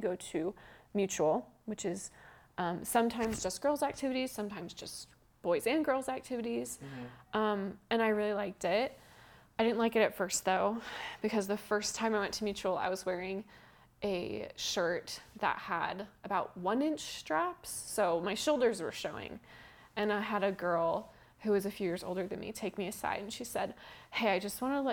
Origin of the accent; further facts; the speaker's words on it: Cameron Park, California, United States; I'm from Northern California, a town called Cameron Park